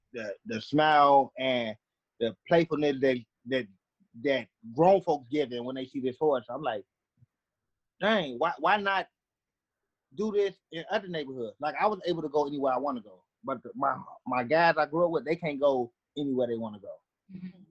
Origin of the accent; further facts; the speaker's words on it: Chicago, Illinois, United States; I'm from Chicago, um, southeast side of Chicago